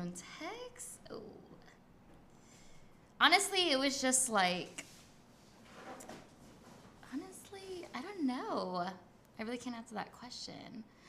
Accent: Guam; I'm not. I'm from Guam. And so they're like, oh, Guam, is that short from Guatemala? And I'm like, nah, it's a U.S. territory. We're like all the way near the Philippines and like the East Asia

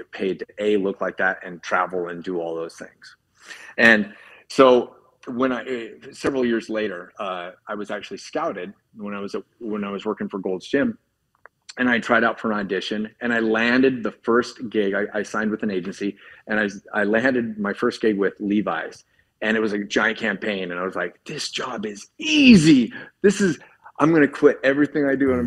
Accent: Spokane, Washington, United States; I'm from Spokane, Washington, and the area code is 509

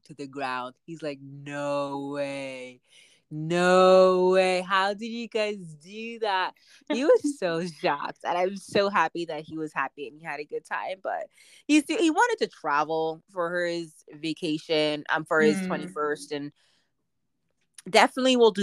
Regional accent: Canada; also born or lived in Boston; I'm Canadian, so I'm still paying in Canadian

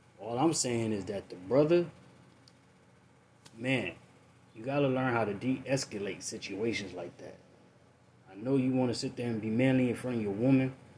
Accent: United States; as an American

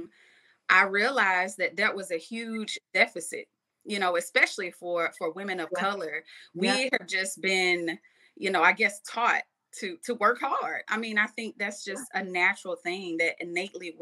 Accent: Madison, Georgia, United States; I'm born and raised in Georgia, Madison, Georgia, to be specific

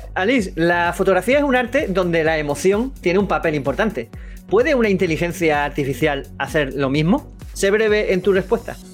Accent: Andalusia, Spain; accent: Andalusian; mi acento andaluz

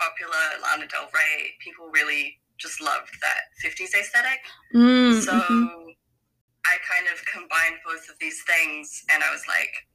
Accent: New Zealand; I'm from New Zealand

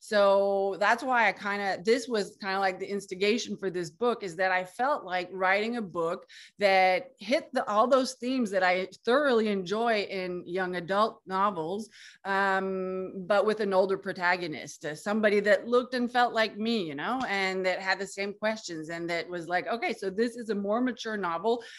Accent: Canada; also born or lived in Quebec; I'm from Canada and I live in Quebec

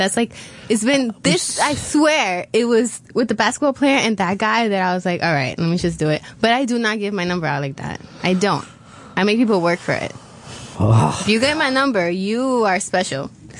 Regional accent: New York City, New York, United States; And he was like, where are you from? And I'm like, Queens.

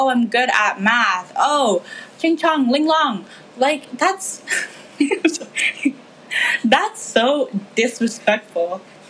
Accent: Philippines; Like, as a Filipino woman, we're not really shown in the media accurately.

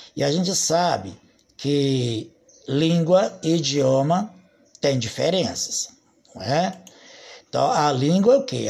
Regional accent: Brazil; Nós somos brasileiros e nós falamos o português.

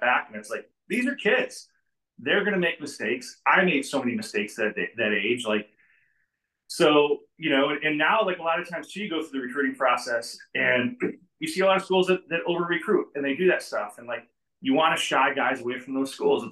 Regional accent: Joliet, Illinois, United States; also born or lived in Lockport, Illinois; I was born and raised in Joliet, lived there for a long time, went to Lockport High School

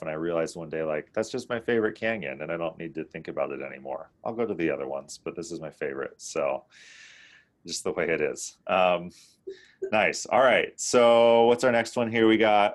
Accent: the Northwest, Pacific Northwest, United States; now in Salt Lake City, United States; I grew up in the Northwest

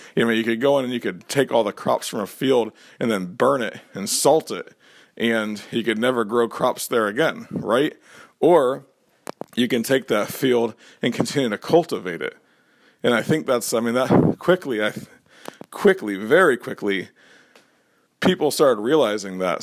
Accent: Florida, United States; I grew up in Florida

